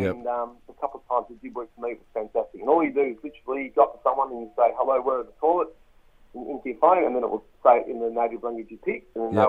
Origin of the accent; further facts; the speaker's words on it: Australia; accent: Australian; my Australian accent